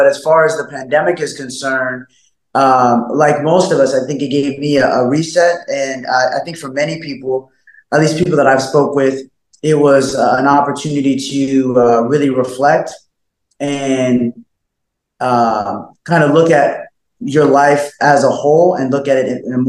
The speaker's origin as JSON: {"language": "English", "region": "Alaska", "country": "United States", "tie": "born or raised there", "also_born_or_lived": "Colorado Springs / Northern California", "said": "I was born in, Colorado Springs. I was raised as an adolescent, as a young boss, I was raised in Alaska. Right. But then going into my teens and beyond, Northern California."}